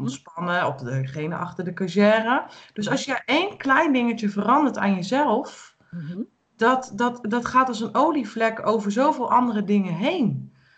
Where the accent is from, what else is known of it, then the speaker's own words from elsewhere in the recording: Utrecht, Netherlands; moved away as an adult; now in Ermelo, Netherlands; Ik kom natuurlijk uit de grote stad. Ik ben vanuit de grote stad waarvan ik kom uit Utrecht